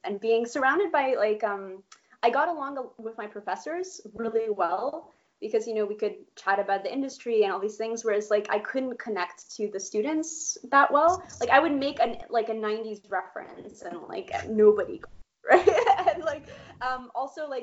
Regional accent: Poland; moved away; I was born in Poland

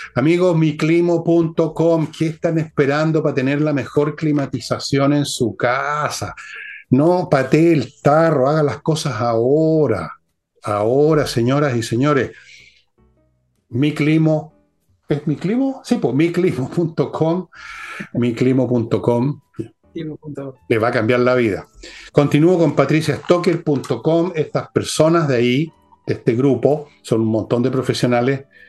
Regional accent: Molina, Maule, Chile; moved away; cuando era cabros chicos en Molina

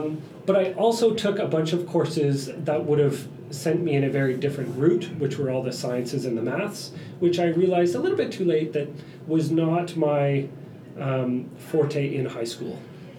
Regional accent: Burlington, Ontario, Canada; born there; Burlington, Ontario.

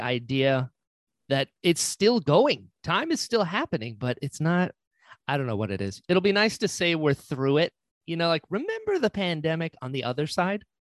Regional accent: North Carolina, United States; I'm originally from North Carolina, very Appalachia

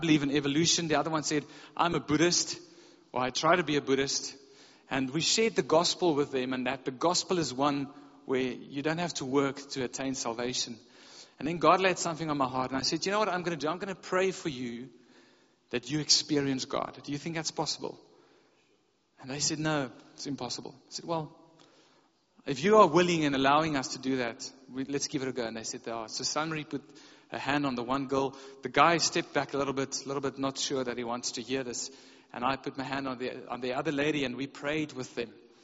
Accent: South Africa; we're from South Africa

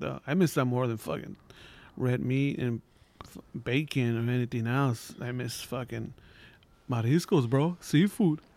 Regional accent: Los Angeles, California, United States; I'm from East L

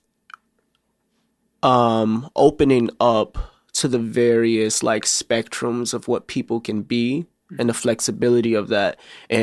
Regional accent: Chicago, Illinois, United States; I rep Southside, but I grew up on the Southside and North Side of Chicago

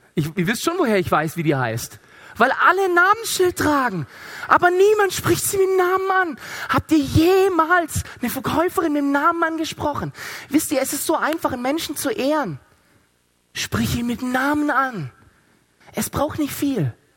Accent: Stuttgart, Baden-Württemberg, Germany; ich komme aus Stuttgart

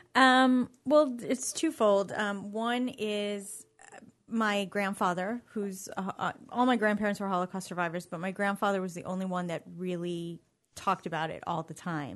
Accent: New York City, New York, United States; I grew up in New York City

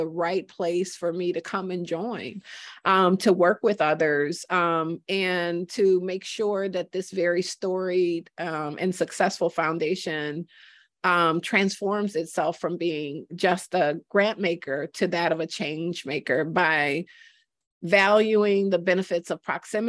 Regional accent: Detroit, Michigan, United States; now in Twin Cities, United States; So I am a Detroit girl. I grew up in Detroit and spent most of my life there. So I think it was as much of a surprise for me as many others when I moved to the Twin Cities

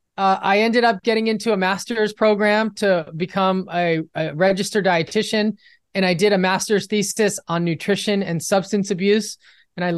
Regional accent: Los Angeles, California, United States; I'm from Los Angeles

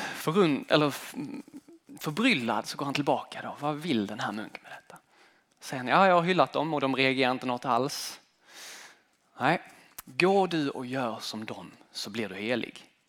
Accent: Sweden; moved away as an adult; also born or lived in United States; Det land som jag har växt upp i, den svenska kulturen.

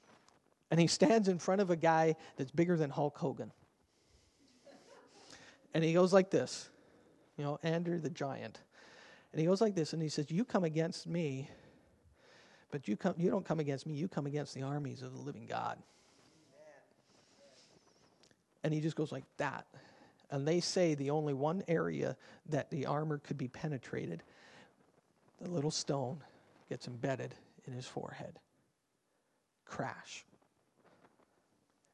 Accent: Canada; We're Canadian

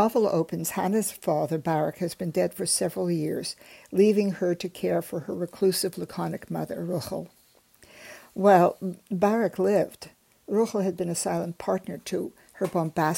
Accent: Montreal, Quebec, Canada; born or raised there; also born or lived in Germany

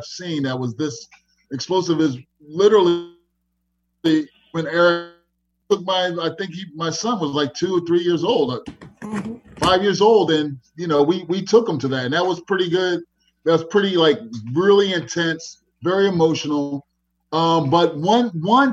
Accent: Philadelphia, Pennsylvania, United States; I'm from Philadelphia

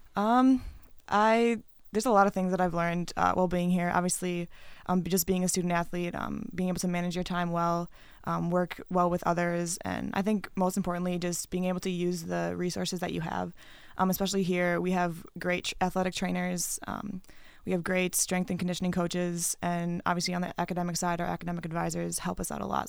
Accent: Wisconsin, United States; moved away; I'm from Wisconsin and I used to go to games at the Cole Center all the time

